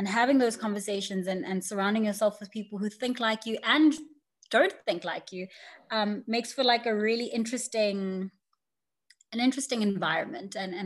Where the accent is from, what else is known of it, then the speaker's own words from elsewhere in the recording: Durban, KwaZulu-Natal, South Africa; I grew up in Durban